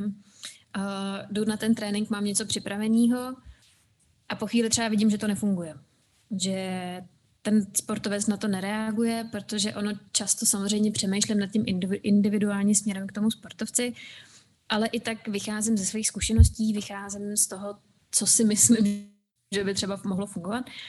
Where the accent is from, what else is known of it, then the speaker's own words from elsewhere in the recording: Czechia; also born or lived in United States / Scotland; u nás v Čechách